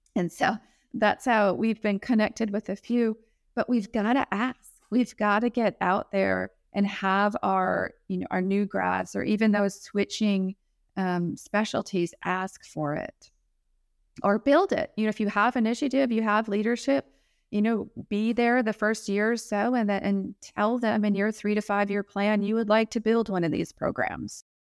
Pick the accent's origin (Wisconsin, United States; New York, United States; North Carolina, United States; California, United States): Wisconsin, United States; Milwaukee; also born or lived in South Alabama; now in Alabama, United States; I'm from Milwaukee. originally. I'm currently living in South Alabama